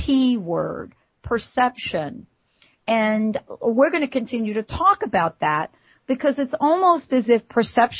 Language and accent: English; New York, United States; I'm from New York